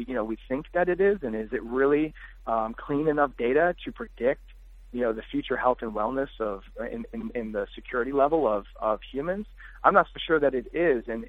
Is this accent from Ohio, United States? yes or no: no; Detroit, Michigan, United States; I'm from Detroit